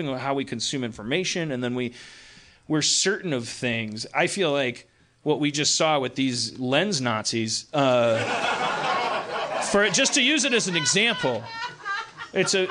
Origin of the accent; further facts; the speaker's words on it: Milwaukee, Wisconsin, United States; growing up in Milwaukee